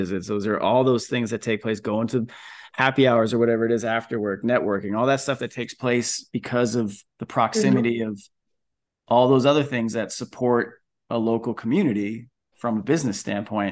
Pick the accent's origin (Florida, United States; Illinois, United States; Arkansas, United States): Florida, United States; moved away; also born or lived in Bay Area, California; Where I grew up in Florida